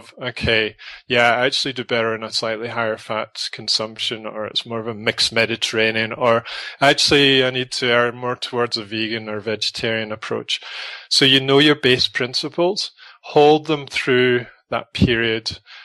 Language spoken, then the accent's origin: English; Scotland, United Kingdom; now in South Africa; I come from Scotland